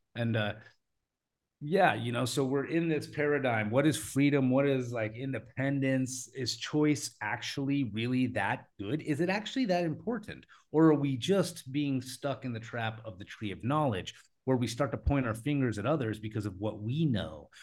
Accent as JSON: {"language": "English", "country": "United States", "said": "I come from America"}